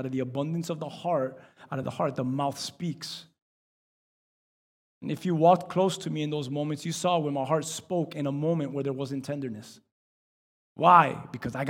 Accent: Miami, Florida, United States; we're from Miami

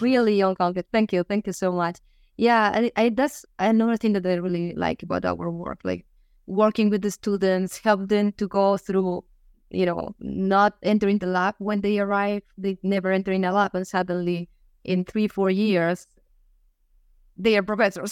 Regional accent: Finisterre, Galicia, Spain; moved away; I am from a small town. The name is Finisterre, uh, which means the end of the world

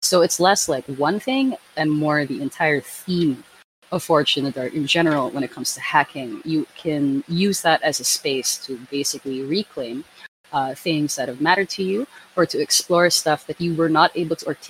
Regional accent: Philippines; I come from the Philippines

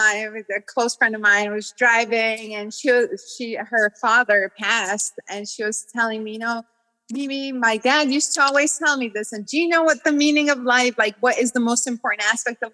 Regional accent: Georgia; moved away; being a Georgian and like being absolutely oppressed by Russia

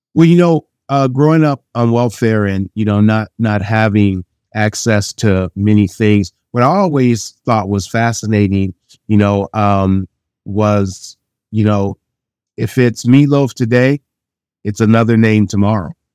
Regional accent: Chagrin Falls, Ohio, United States; Chagrin Falls is where I grew up

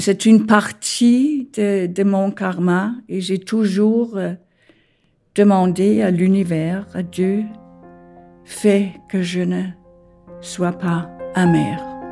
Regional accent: Denmark; French is a second language; moved away as an adult; also born or lived in Copenhagen, Denmark; now in Paris, France; Je suis née au Danemark

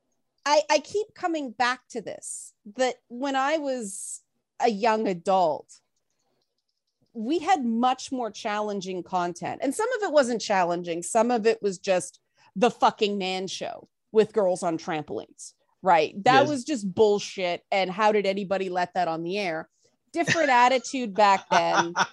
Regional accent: Canada; I'm a Canadian

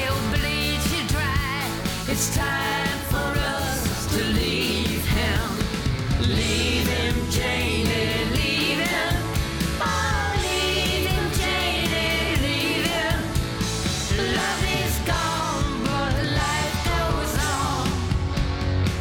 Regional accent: Utah, United States; now in Denver, United States; I'm originally from Utah

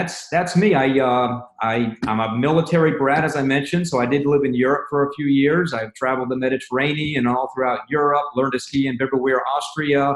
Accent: Indiana, United States; moved away as an adult; also born or lived in Jersey Shore, New Jersey; I'm from Indiana. I'm a farm boy. I work on a farm and cows and pigs and silos and driving tractors

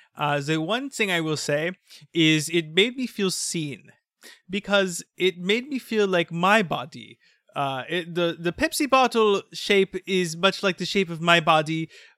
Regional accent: France; I really have a lot of respect for you for knowing that I am from France and acknowledging that I am from France, because some people think that I am actually from Israel or Germany or both.

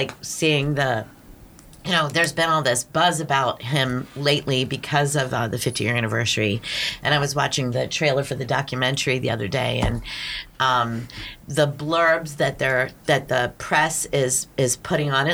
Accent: Pittsburgh, Pennsylvania, United States; I grew up in Pittsburgh

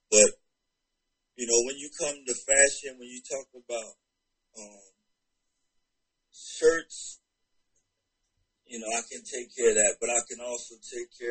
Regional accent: Carolina, United States; now in Atlanta, United States; since I'm based in Atlanta, Georgia, got the Atlanta, I'm from Carolina

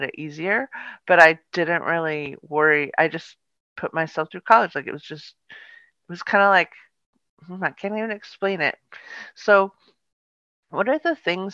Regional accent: Palo Alto, California, United States; also born or lived in Sausalito, California; I grew up in a really beautiful town. And it was called Palo Alto

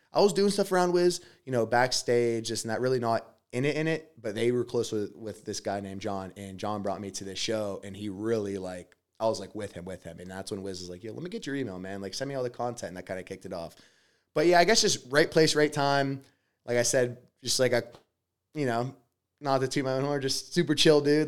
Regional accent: Pittsburgh, Pennsylvania, United States; I'm from Pittsburgh, PA uh, from a family that's just working class

